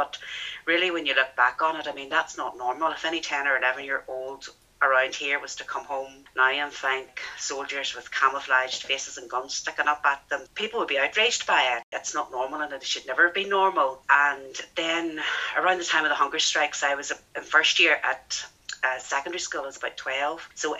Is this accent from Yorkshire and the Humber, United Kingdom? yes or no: no; Ballinascreen, Northern Ireland, United Kingdom; moved away; also born or lived in England; growing up in Ballinascreen in the 1970s and 1980s